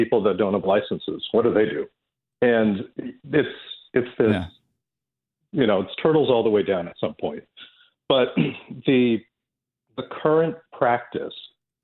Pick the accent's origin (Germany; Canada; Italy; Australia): Canada; Toronto, Ontario; where I grew up in Scarborough